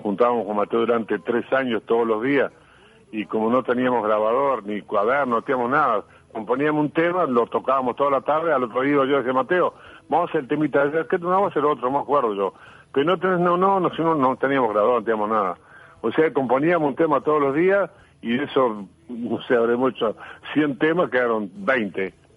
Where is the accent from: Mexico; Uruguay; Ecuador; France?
Uruguay; vengo del Uruguay, que vengo este, escondido entre dos países gigantes que son Argentina y Brasil